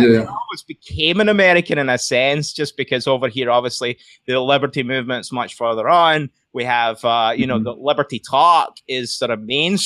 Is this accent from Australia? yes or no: no; Scotland, United Kingdom; moved away as an adult; Scottish. That's right. Everyone's like, thinks I'm Irish. Because my accent softened, though, you know. I'm losing it.